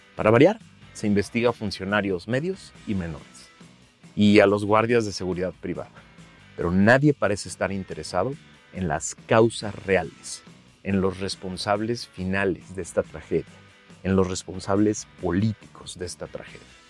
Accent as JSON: {"language": "Spanish", "country": "Mexico", "said": "nosotros como mexicanos"}